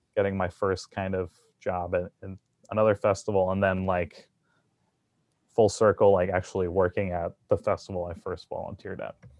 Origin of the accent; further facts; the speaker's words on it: New Jersey, United States; moved away; I grew up in New Jersey